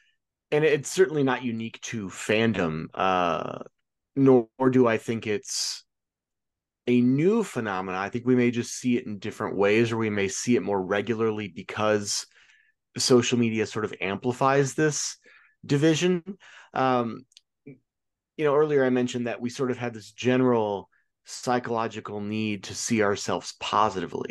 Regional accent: Illinois, United States; I'm from Illinois

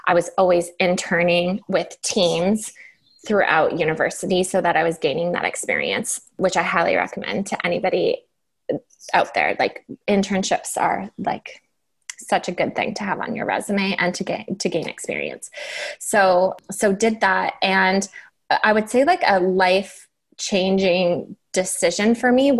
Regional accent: Waterdown, Ontario, Canada; moved away; So I grew up in Ontario in a small town called Waterdown, which is, if you're familiar with Ontario, it's between Burlington and Hamilton.

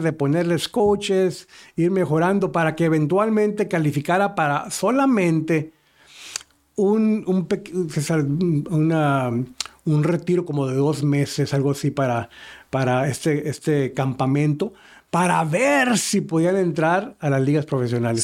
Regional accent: Matamoros, Tamaulipas, Mexico; now in Houston, United States; la misma ciudad donde yo soy de Matamoros

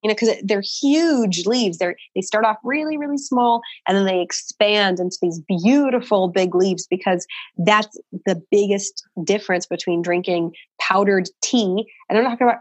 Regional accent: Portland, Oregon, United States; moved away; we're from Portland, so coffee is like our craft brew up there

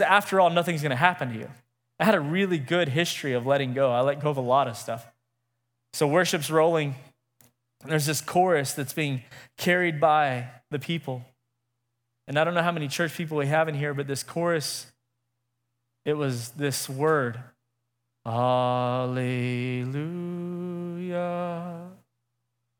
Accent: Midland, Texas, United States; also born or lived in Lubbock; I'm from Midland originally

